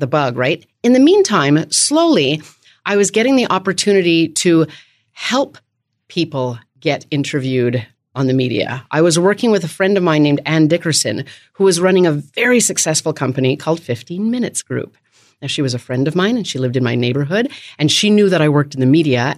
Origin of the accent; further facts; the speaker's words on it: Canada; also born or lived in Winnipeg, Manitoba; now in Washington, D.C., United States; I am from Canada